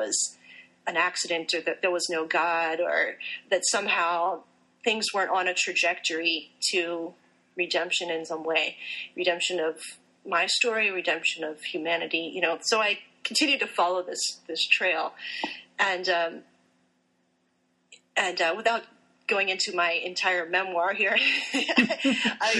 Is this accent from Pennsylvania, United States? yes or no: yes; Pennsylvania, United States; also born or lived in Puerto Rico; I was raised in Pennsylvania